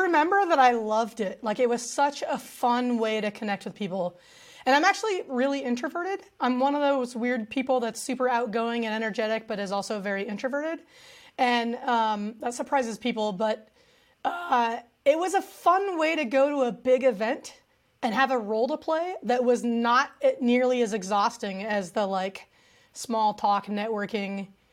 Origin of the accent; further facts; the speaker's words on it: United States; my dad's family is from Mexico, um, he himself is from California. Uh, so I grew up in a very traditional American household